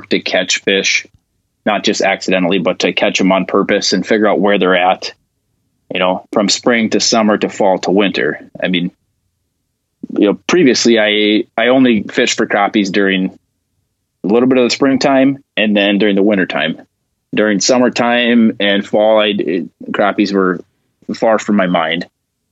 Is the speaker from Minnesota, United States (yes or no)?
yes; Northern Minnesota, United States; moved away; growing up in Northern Minnesota